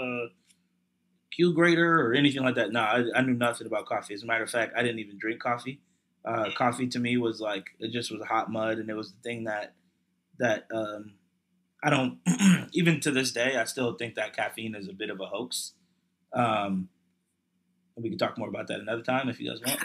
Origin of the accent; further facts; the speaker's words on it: Hillsboro, Virginia, United States; also born or lived in Newport News, Virginia / Philadelphia (family); I grew up in a little town. We moved here when I was 10 years old. The town is called Hillsboro